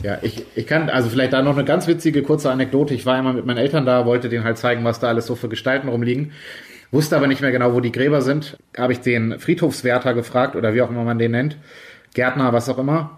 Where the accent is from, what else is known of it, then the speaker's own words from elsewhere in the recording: Schleswig-Holstein, Germany; Aumühle ist quasi um die, um die Ecke von meinem Heimatort in der Nähe von Hamburg